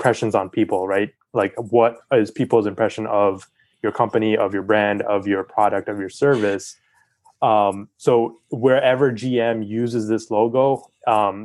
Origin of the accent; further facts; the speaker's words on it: West Virginia, United States; I'm from West Virginia and we're all about that coal energy still.